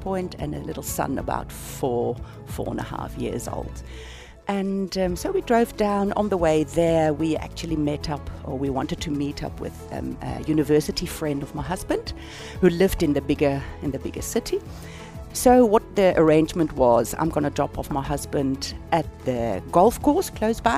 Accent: South Africa; accent: South African; my accent in South Africa

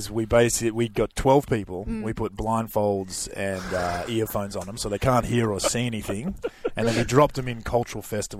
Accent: Perth, Western Australia, Australia; moved away as an adult; also born or lived in New York; 20 years in New York, but born and raised in Perth.

